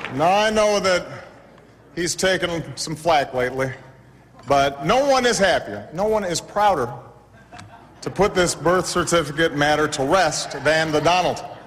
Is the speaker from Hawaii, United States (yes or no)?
yes; Hawaii, United States; I was born in Hawaii August 4th, 1961, in Kapi'olani Hospital